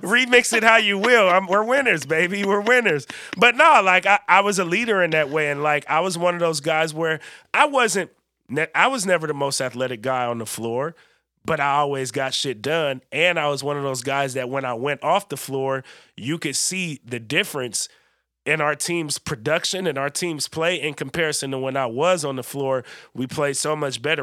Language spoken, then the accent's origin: English; Bay Area, California, United States; I'm from the Bay Area